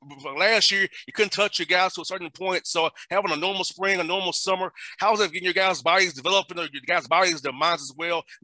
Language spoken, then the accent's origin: English; Atlanta, Georgia, United States; I grew up in Atlanta. A marginalized community.